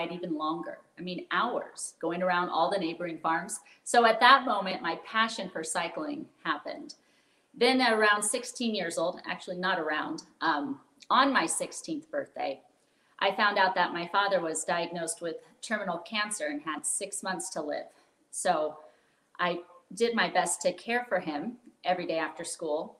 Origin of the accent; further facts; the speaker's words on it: outside of Sacramento, Northern California, United States; born and raised in Northern California in a small town outside of Sacramento on a dairy farm